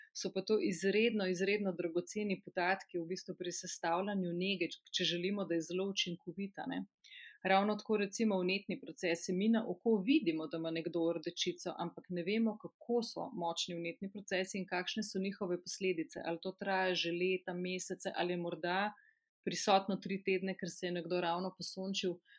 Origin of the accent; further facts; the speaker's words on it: a village near Krško, Lower Sava, Slovenia; Jaz sem iz ene zelo mehke vasice pri Krškem